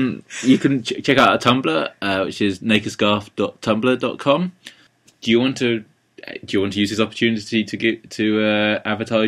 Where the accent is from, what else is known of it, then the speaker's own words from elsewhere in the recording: England, United Kingdom; Well, I'm an English person